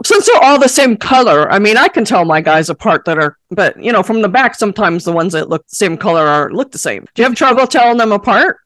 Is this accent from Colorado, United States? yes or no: no; Buffalo, New York, United States; moved away; I'm from Buffalo originally.